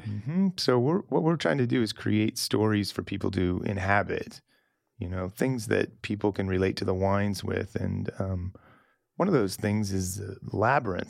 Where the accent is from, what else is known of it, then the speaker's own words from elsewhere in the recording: Salem, Oregon, United States; moved away as an adult; also born or lived in Napa / Chile / New Zealand / Burgundy; I grew up in Salem